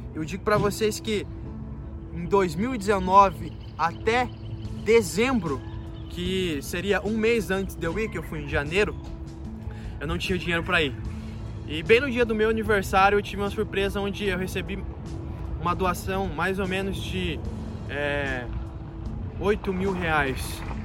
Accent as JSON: {"language": "Portuguese", "town": "Foz do Iguaçu", "region": "Paraná", "country": "Brazil", "said": "eu sou de Foz do Iguaçu"}